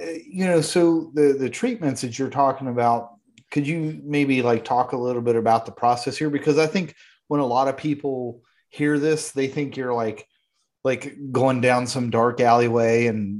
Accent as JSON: {"language": "English", "region": "West Virginia", "country": "United States", "tie": "born or raised there", "said": "where Mike and I grew up in West Virginia"}